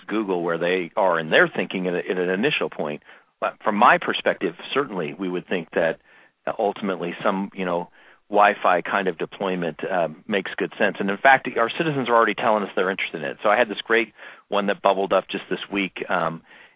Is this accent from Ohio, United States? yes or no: no; Kansas City, Kansas, United States; when I was growing up in Kansas City, Kansas